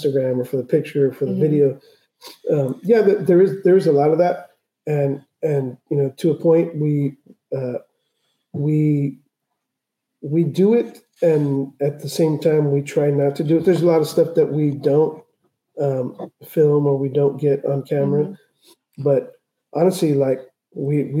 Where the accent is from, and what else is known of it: South Bay, California, United States; born or raised there; also born or lived in Tijuana, Mexico